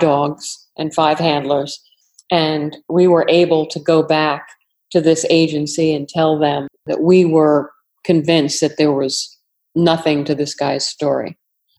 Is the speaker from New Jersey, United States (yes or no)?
no; New York, United States; accent: New York; moved away; also born or lived in Fredericksburg, Virginia; I'm from New York originally